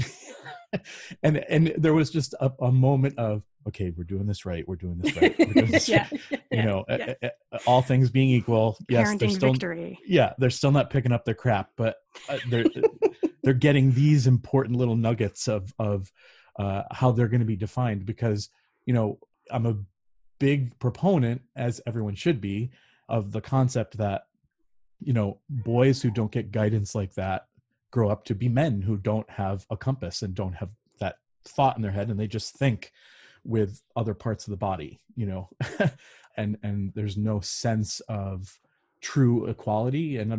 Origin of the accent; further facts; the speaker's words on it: Connecticut, United States; also born or lived in Hawaii / California / Indiana / Illinois; So I'm from New England. I've lived all over the country. I've lived in Hawaii, California, Indiana, Illinois, New Jersey, Connecticut. Is where I'm from originally, and now I'm in Western Pennsylvania